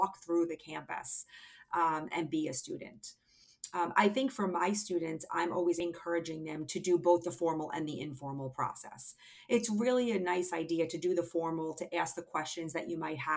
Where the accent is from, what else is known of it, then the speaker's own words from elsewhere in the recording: New Jersey, United States; I live regionally on the East Coast, still in New Jersey, my home state